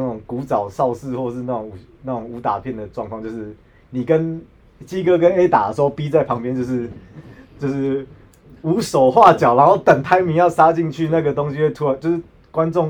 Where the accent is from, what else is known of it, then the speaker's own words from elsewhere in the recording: Taiwan; 可是对老外来说说，可是是因为我们台湾人太少干架了。